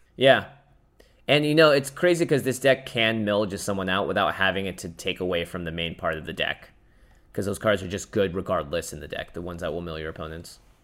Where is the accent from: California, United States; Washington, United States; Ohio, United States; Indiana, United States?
Washington, United States; Seattle; moved away; I grew up in Seattle.